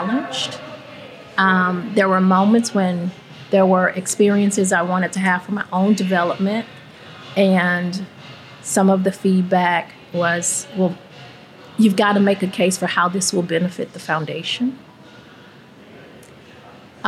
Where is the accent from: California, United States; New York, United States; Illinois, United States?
Illinois, United States; East St. Louis; my hometown of East St. Louis